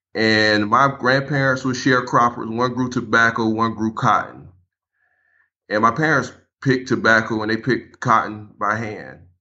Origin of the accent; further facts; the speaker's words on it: Paxville, South Carolina, United States; I grew up in South Carolina, little area called Packsville, South Carolina, home branch area, just outside of Manning.